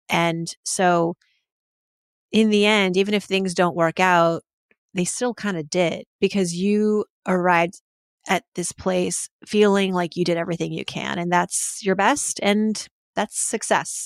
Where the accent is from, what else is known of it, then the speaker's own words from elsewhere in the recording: Massachusetts, United States; middle school and elementary school, where I lived in Massachusetts